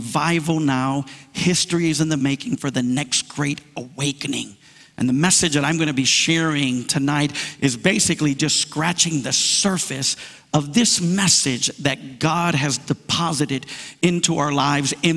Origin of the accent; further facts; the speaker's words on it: New York, United States; I was born in New York. My parents are from the island of Puerto Rico